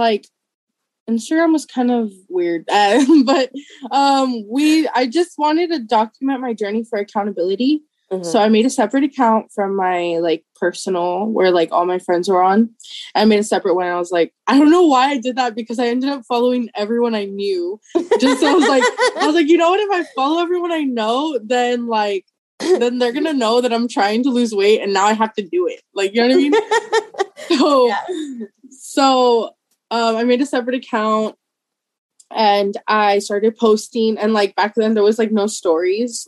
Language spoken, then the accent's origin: English; McAllen, Texas, United States; I'm from McAllen, Texas